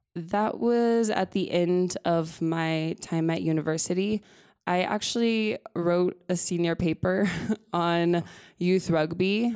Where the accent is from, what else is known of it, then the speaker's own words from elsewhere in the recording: Los Alamos, New Mexico, United States; moved away; also born or lived in Albuquerque, New Mexico; I'm from Los Alamos, New Mexico. Uh, I grew up there my whole life.